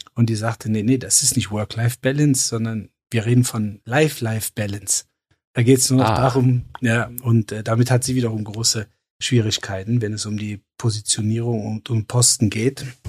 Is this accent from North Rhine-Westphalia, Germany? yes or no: yes; Cologne, North Rhine-Westphalia, Germany; ich komme aus Köln.